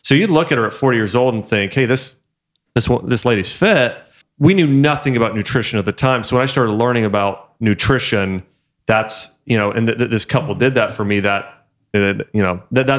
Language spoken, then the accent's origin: English; Troy, Ohio, United States; moved away; also born or lived in Kentucky; I'm from Dayton.